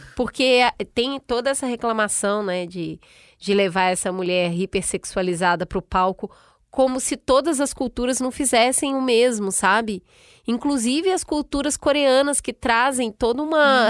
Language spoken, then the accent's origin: Portuguese; Brazil; moved away; como brasileira lá fora